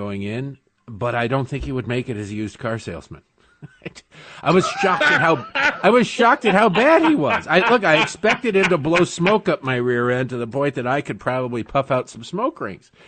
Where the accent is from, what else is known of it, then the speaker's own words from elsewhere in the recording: Michigan, United States; growing up in Michigan